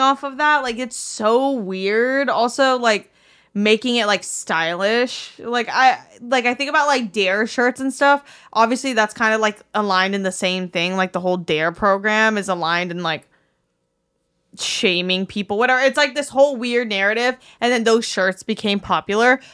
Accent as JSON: {"language": "English", "town": "Miami", "region": "Florida", "country": "United States", "tie": "born or raised there", "moved": "yes", "said": "growing up in Miami"}